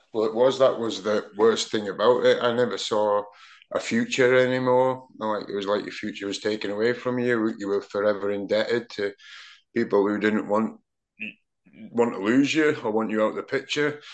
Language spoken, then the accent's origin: English; Aberdeen, Scotland, United Kingdom; now in Manchester, United Kingdom; growing up in Aberdeen at that time when they dominated pretty much Europe and Scottish football